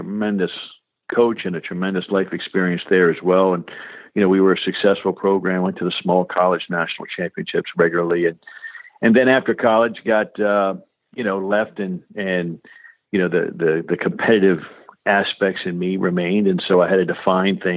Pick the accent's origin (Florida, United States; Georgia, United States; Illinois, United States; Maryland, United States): Maryland, United States; Silver Spring; I grew up right outside Washington, D.C. in a community called Silver Spring, Maryland.